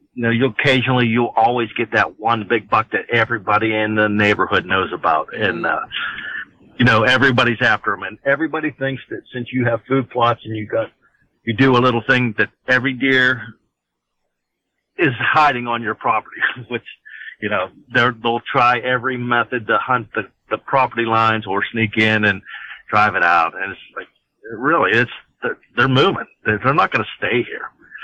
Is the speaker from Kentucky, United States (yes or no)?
no; Pennsylvania, United States; we're from Pennsylvania too, so most people from Pennsylvania will understand this.